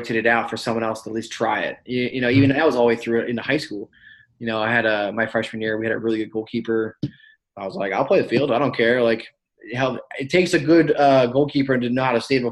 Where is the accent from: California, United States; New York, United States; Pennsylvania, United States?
Pennsylvania, United States; Hanover; now in Pittsburgh, United States; I'm from Hanover, Pennsylvania, and it's just in the middle of nowhere. Like York County, it's not a whole lot of resources